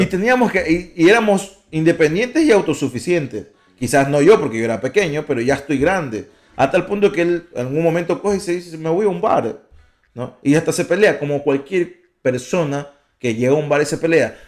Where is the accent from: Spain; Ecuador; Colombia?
Ecuador; Guayaquil, Guayas; now in United States; nacimos en Guayaquil